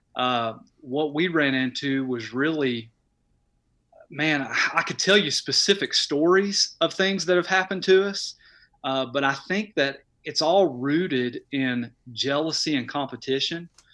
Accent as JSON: {"language": "English", "town": "Knoxville", "region": "Tennessee", "country": "United States", "tie": "born or raised there", "moved": "as an adult", "lives_now": "Crossville, United States", "said": "I was born and raised in Knoxville"}